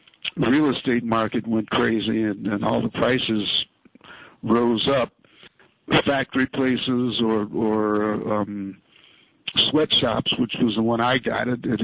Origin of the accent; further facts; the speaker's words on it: Chicago, Illinois, United States; now in New York, United States; I'm a percussionist. I'm originally from Chicago.